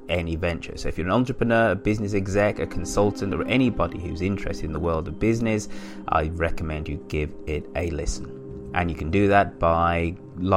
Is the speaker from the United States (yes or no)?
no; United Kingdom; being a Brit